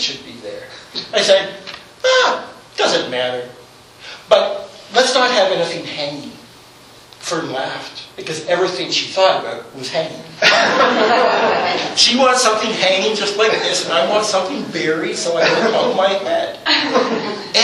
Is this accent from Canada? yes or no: yes; Toronto, Ontario, Canada; Grew up in Toronto